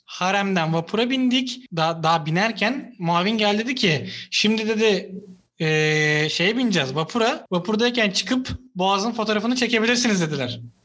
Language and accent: Turkish; Istanbul, Turkey; Bir İstanbullu olarak